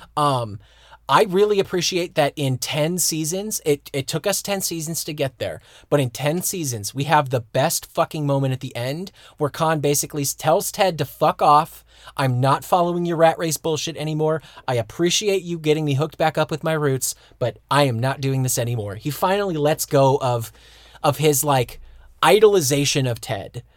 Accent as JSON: {"language": "English", "country": "United States", "tie": "born or raised there", "moved": "as an adult", "lives_now": "Germany", "said": "I was a kid that was born and raised in America"}